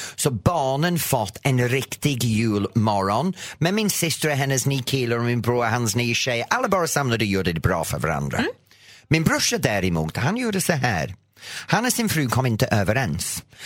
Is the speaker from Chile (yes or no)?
no; England, United Kingdom; Swedish is a second language; now in Sweden; Jag kommer från England.